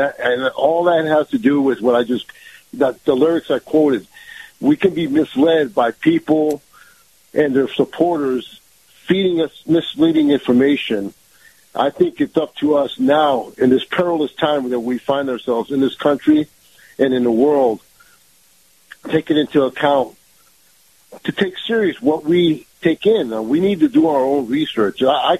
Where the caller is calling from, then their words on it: Tampa, Florida, United States; Good morning, Kyle. … from Tampa.